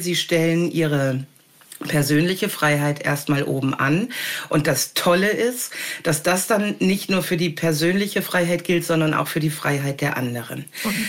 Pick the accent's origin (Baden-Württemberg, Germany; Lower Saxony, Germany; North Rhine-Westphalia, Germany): North Rhine-Westphalia, Germany; also born or lived in Hamburg / Wendland; now in Jabel, Germany; ich habe mich da wohlgefühlt, wo ich geboren wurde und aufgewachsen bin in Ostwestfalen